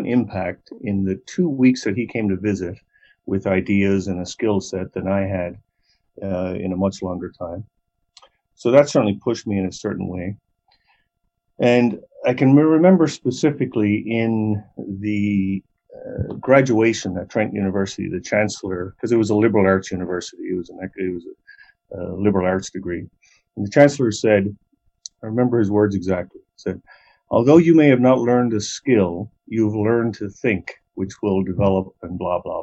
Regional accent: Newfoundland and Labrador, Canada; moved away as an adult; also born or lived in Peterborough, Ontario; now in Calgary, Canada; So I'm from Newfoundland. I grew up in a small town near St. John's

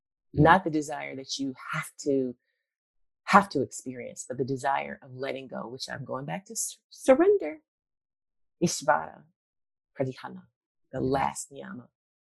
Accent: Virginia, United States; born there; I was born in Virginia, and I would go visit my granny, my brother and I on holidays.

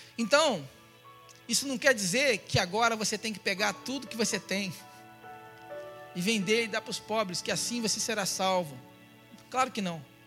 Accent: Rio de Janeiro, Brazil; eu fui criado na, em Irajá, colégio, para ser mais exato, nessa região que eu fui criado no Rio de Janeiro

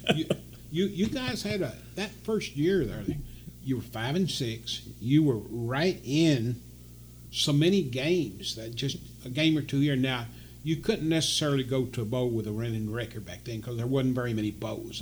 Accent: Eastern Kentucky, United States; growing up in Eastern Kentucky

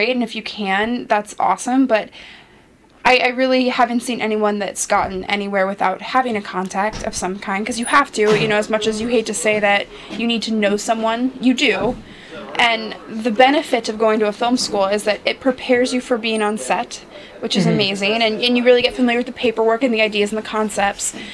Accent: Los Angeles, California, United States; I grew up in Los Angeles

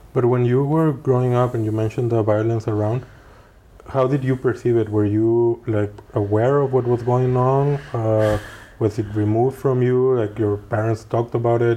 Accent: Mexico; now in Geneva, Switzerland; I'm from Mexico

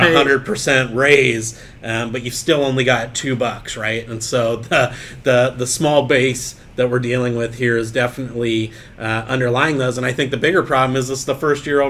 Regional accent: San Diego County, California, United States; My hometown of San Diego County

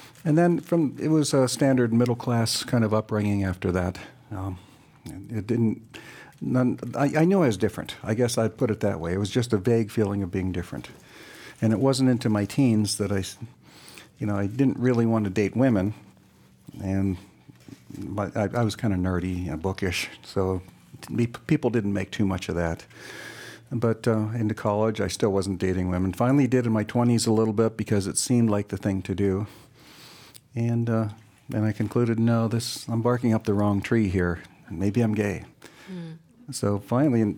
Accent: Beaver Falls, Pennsylvania, United States; moved away as an adult; also born or lived in New Jersey; now in Canada; I'm originally from Beaver Falls, Pennsylvania, the home of Joe Namath, a big football country there

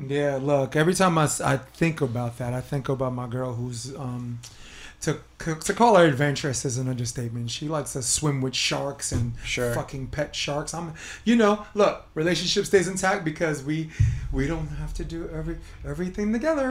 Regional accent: New York City, New York, United States; I'm born and raised in Brooklyn.

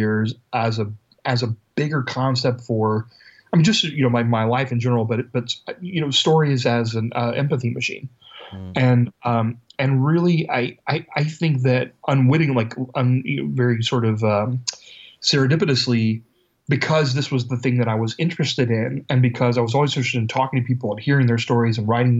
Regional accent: Ohio, United States; the University of Cincinnati here in Ohio, in my home state.

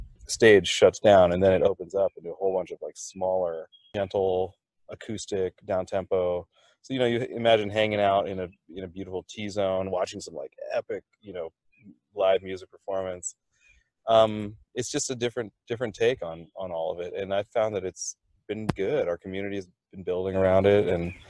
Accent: Thailand; I'm from Thailand originally, so we were in Thailand.

